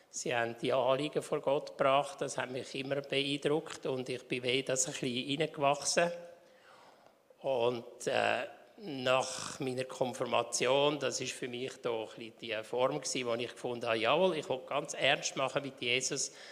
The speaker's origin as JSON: {"language": "German", "town": "Winterthur", "region": "Zurich", "country": "Switzerland", "tie": "born or raised there", "said": "Ja, also ich bin in Winterthur aufgewachsen und äh, jetzt sind wir im Deutweg in die reformierte Kirche gegangen."}